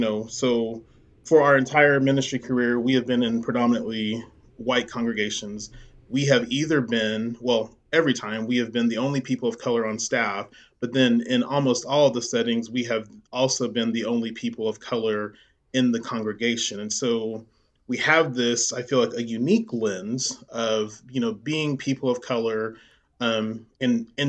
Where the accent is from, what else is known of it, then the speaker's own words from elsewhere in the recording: Midwest City, Oklahoma, United States; I grew up there in Midwest City